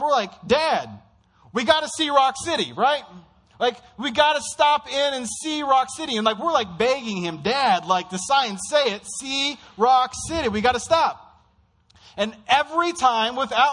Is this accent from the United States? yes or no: yes; Midwest, United States; for kids growing up in the Midwest